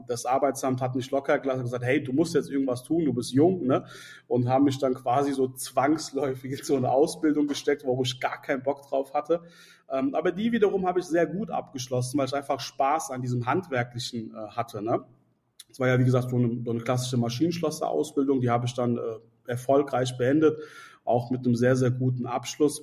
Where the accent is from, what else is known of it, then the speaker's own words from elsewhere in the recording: Mainz, Rhineland-Palatinate, Germany; ich bin in Mainz aufgewachsen, ich bin in Mainz auch geboren